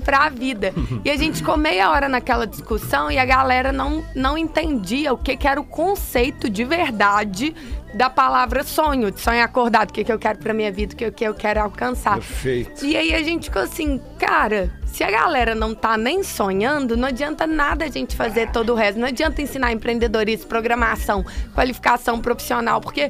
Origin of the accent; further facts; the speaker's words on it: Belo Horizonte, Minas Gerais, Brazil; parece um pouco pelo pelo sotaque, mas eu sou mineira. Eu sou de BH